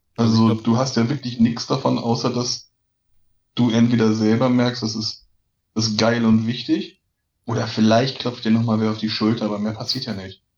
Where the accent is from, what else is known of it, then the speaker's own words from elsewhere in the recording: Lübeck, Schleswig-Holstein, Germany; in meiner Geburtsstadt Lübeck